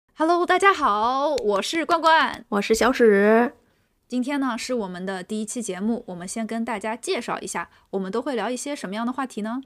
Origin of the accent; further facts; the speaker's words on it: Shanghai, China; 我是上海人